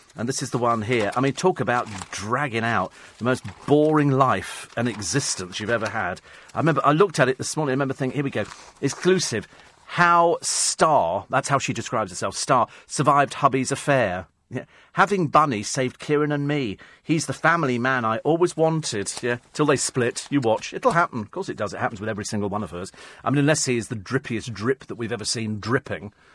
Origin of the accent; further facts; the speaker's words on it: United Kingdom; the Brits, we